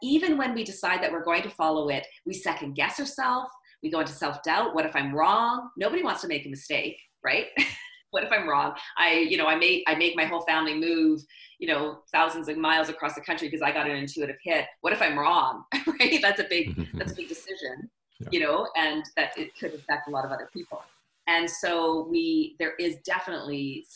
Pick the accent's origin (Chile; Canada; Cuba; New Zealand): Canada; I'm Canadian